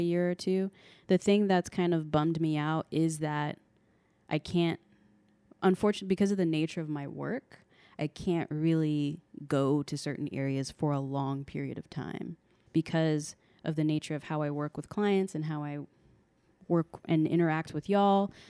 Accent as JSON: {"language": "English", "country": "United States", "said": "I'm an American"}